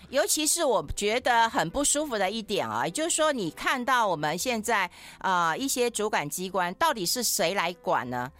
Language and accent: Chinese; Taiwan; 我都怀疑是我们台湾人写的。